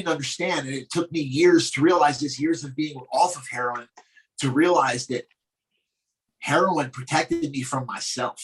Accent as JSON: {"language": "English", "town": "Glassboro", "region": "New Jersey", "country": "United States", "tie": "born or raised there", "said": "I'm from Glassboro, New Jersey, bro, South Jersey"}